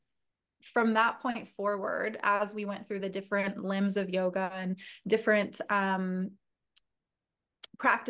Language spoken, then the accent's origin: English; Agoura Hills, California, United States; also born or lived in San Diego; I grew up in Northern LA County. So Agoura Hills, Westlake area.